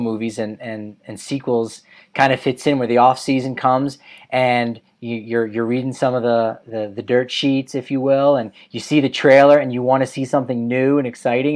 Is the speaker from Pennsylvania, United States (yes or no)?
no; New Jersey, United States; I'm from New Jersey